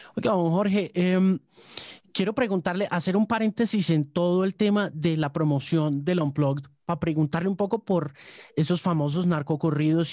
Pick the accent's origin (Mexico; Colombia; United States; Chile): United States; quienes nos criamos en los Estados Unidos